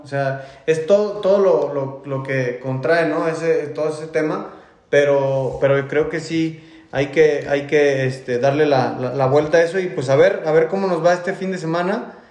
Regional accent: Mexico; como mexicano

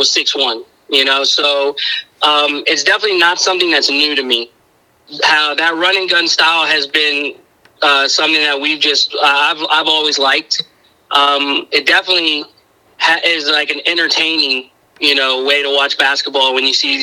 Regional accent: Miami, Florida, United States; moved away as an adult; now in Suwanee, United States; I'm originally from Miami. I was born and raised there

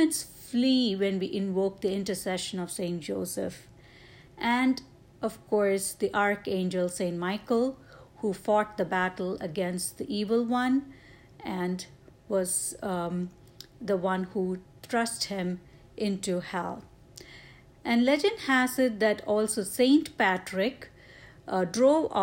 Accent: India; moved away; my home country in India

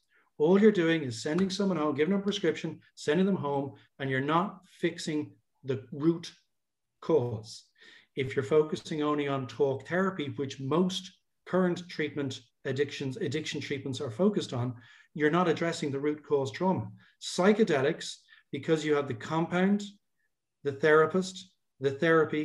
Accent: Ireland; also born or lived in Dublin; as an Irish guy

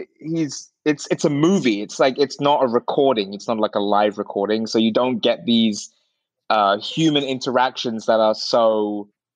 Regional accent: Sunbury-on-Thames, South East England, United Kingdom; now in San Francisco, United States; I'm originally from London, England

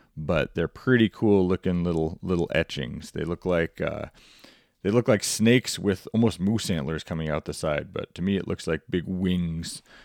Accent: Montana, United States; my home state of Montana

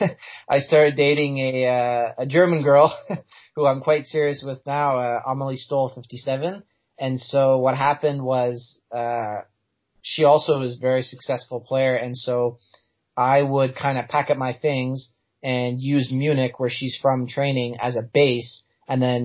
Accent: Canada

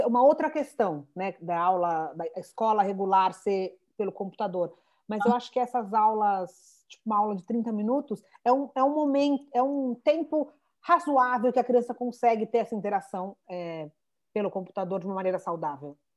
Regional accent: São Paulo, Brazil; accent: São Paulo; moved away; A gente é de São Paulo, mega sotaque de São Paulo

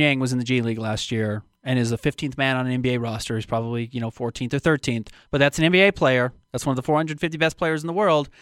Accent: Utah, United States; I'm from Utah

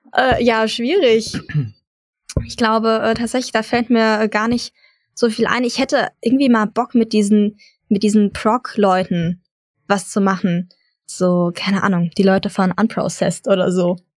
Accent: near Frankfurt, Hesse, Germany; moved away; Ich komme ursprünglich auch aus der Nähe Frankfurt

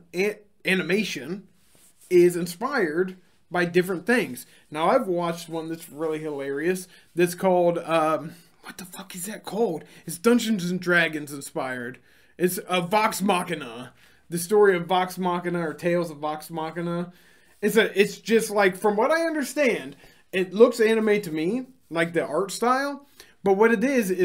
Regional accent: United States; As an American

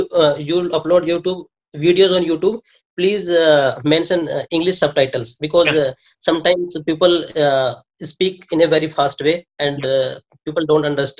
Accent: Rajasthan, India; English is a second language; moved away as an adult; now in Rome, Italy; I am from Rajasthan.

